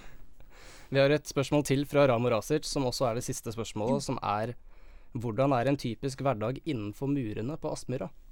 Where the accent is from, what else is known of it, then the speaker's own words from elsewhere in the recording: Eastern Norway, Norway; moved away as an adult; now in Bodø, Norway; jeg har vært hjemme på Østlandet